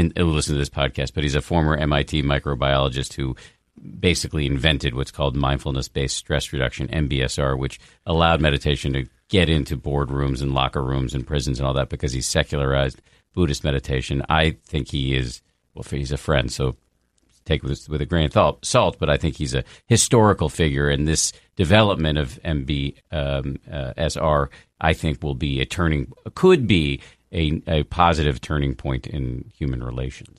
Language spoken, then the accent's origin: English; United States; as an American